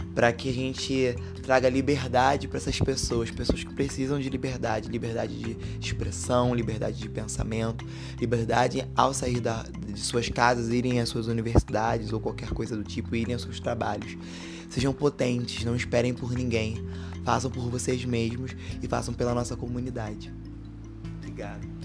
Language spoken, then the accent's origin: Portuguese; Rio de Janeiro, Brazil; also born or lived in Santa Cruz, Rio de Janeiro; nascido e criado aqui em Campo Grande, né? Nasci no Cesarão em Santa Cruz, vim morar aqui em Campo Grande